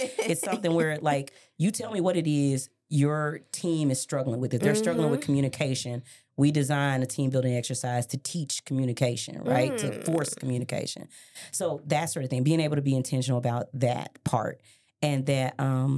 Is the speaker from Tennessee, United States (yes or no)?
yes; Memphis, Tennessee, United States; also born or lived in Miami, Florida / Colorado; I grew up in Westwood